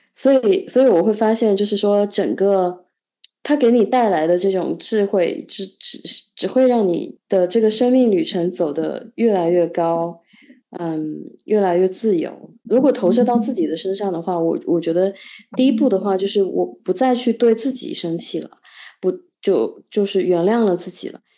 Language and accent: Chinese; China; 我作为一个中国人